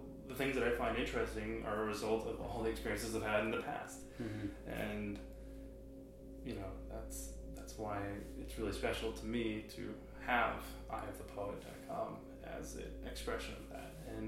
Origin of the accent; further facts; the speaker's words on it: New York, United States; now in Norwalk, United States; I'm from upstate New York, but I've lived all over the place. But now I live in Norwalk, Connecticut.